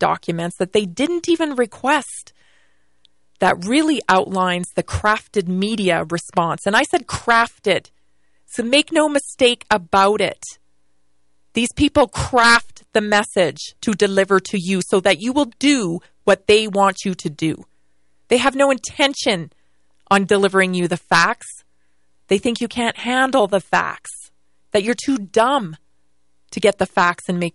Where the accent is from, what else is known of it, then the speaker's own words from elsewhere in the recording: Victoria, British Columbia, Canada; now in United States; born and raised in Victoria, British Columbia, Canada, and lived there